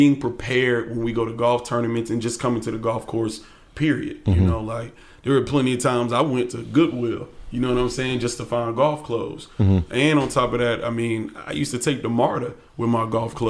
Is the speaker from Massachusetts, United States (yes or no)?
no; Atlanta, Georgia, United States; I grew up in East Atlanta, and I started playing golf when I was 6 years old.